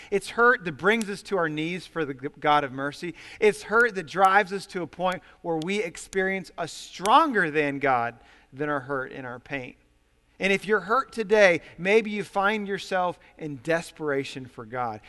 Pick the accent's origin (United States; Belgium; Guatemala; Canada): United States; Ohio; I come from Ohio, and, uh, I'm the oldest of five kids. We had seven people, seven people in our family in a very small home